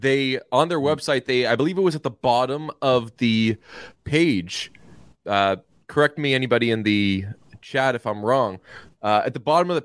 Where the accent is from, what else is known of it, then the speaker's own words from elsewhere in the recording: Northeast, United States; I'm from the Northeast